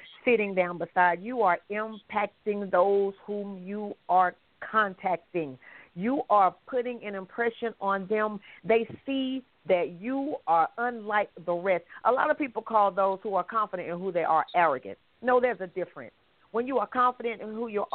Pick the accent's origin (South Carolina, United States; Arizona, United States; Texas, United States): South Carolina, United States; Anderson; I am from Anderson, South Carolina